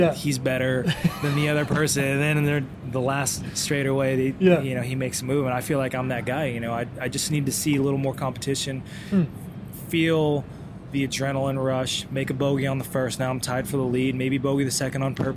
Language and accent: English; California, United States; in LA, in my home state